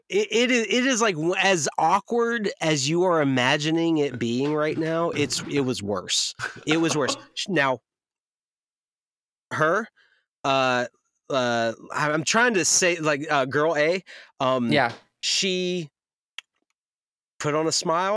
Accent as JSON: {"language": "English", "region": "North Carolina", "country": "United States", "tie": "born or raised there", "said": "I'm born and raised in the South from North Carolina"}